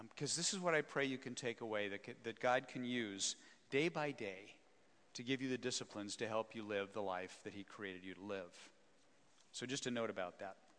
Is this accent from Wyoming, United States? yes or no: yes; Wyoming, United States; I'm a small town boy, born and raised in Wyoming